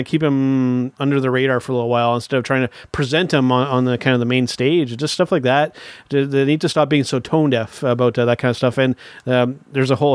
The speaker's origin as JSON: {"language": "English", "country": "Canada", "said": "a Canadian"}